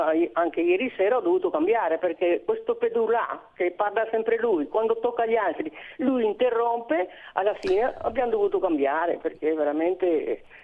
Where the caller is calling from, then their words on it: Monza, Lombardy, Italy; di Monza